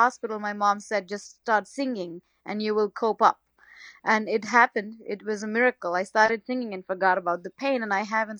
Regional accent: India; first language Gujarati; English is a second language; moved away; So I was born and raised in India

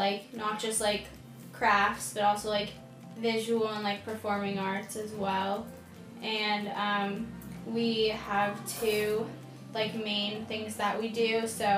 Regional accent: Los Angeles, California, United States; I'm from West Hills, California.

